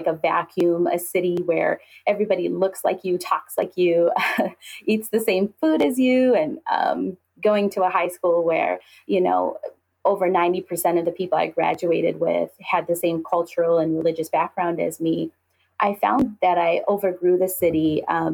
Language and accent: English; Dearborn, Michigan, United States; I was born and raised in East Dearborn